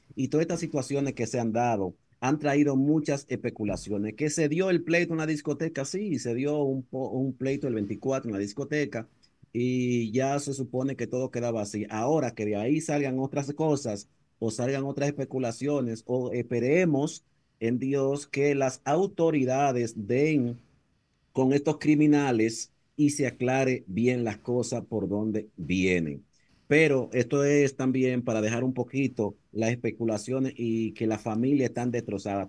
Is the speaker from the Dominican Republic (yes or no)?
yes; Dominican Republic; moved away; cuando venimos de la República Dominicana para acá